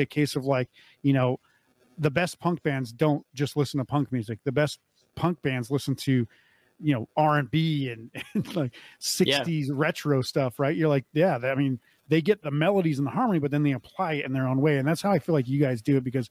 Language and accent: English; North Dakota, United States; moved away; I grew up in North Dakota